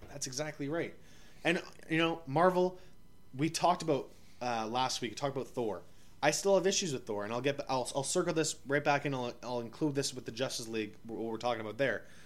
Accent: Ottawa, Ontario, Canada; also born or lived in Yellowknife; I'm from Ottawa, obviously, but recording from out of Yellowknife

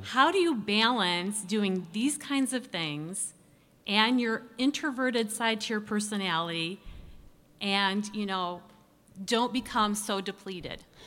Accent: Ottawa, Illinois, United States; I am from Ottawa, Illinois

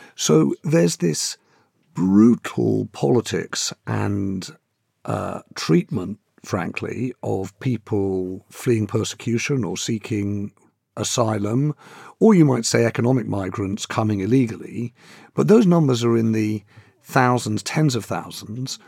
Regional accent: London, United Kingdom; I'm a Londoner

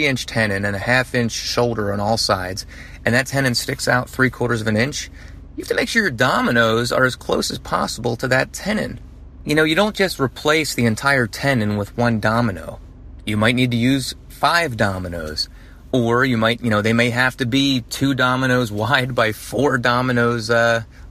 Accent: New Jersey, United States; now in Atlanta, United States; I'm from Jersey

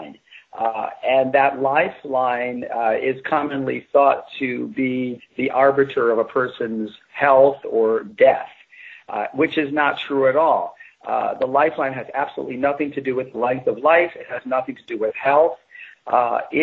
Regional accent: New York, United States; also born or lived in England; I grew up in New York

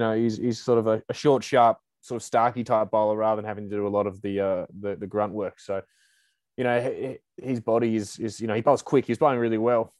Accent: Australia; as Australian fans

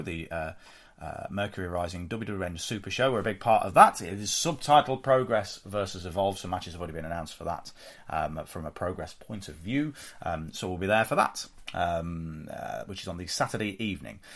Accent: United Kingdom; we're British

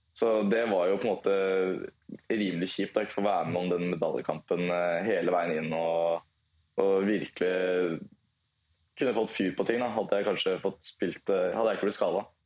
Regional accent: Lillestrøm, Akershus, Norway; Lillestrøm er delt opp i to, to bydeler, Volla og Vigernes, og det er eh, født og oppvokst på Volla.

